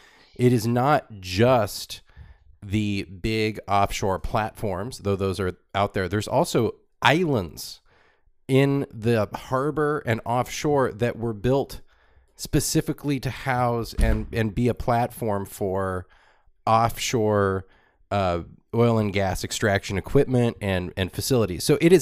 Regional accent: Southern California, United States; growing up in Southern California, it was post big oil being the dominant thing.

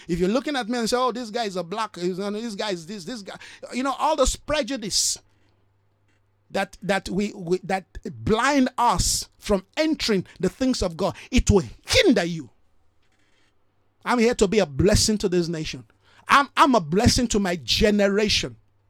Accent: Nigeria; That's why I'm not disenfranchised as a Nigerian. No. They might be, oh, he's a Nigerian.

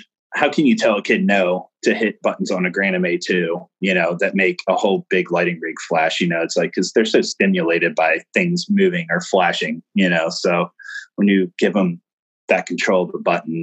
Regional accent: Maryland, United States; I grew up in Maryland

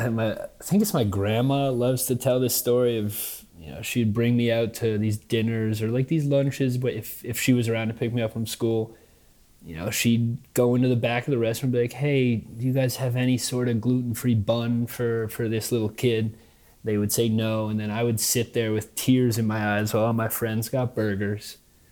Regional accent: Manhattan, New York, United States; I mean, just the seamless melding of worlds, you know, as opposed to, I'll also finish with New York and then I'll like show the other contradiction that I lived

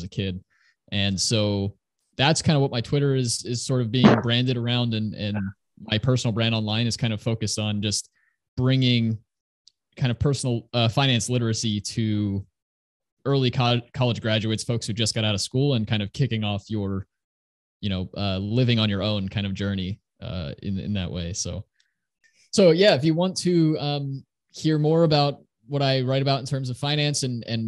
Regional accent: Northeast US, United States; I grew up in the Northeast US, and I'm still living here just across the river from New York City.

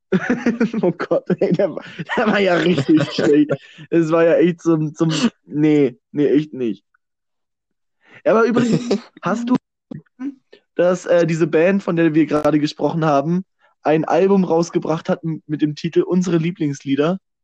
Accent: Germany; als Deutsche

